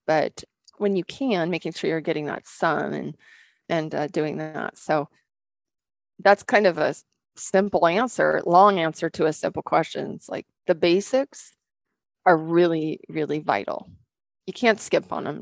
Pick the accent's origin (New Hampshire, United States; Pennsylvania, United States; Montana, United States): Montana, United States; Rocky Mountains; also born or lived in Western Washington; now in Montana, United States; Growing up in the Rocky Mountains and in the sunshine